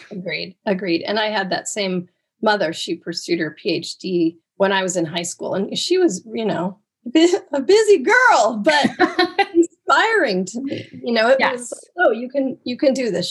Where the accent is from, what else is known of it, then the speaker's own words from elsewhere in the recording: Oregon coast, United States; growing up on the Oregon coast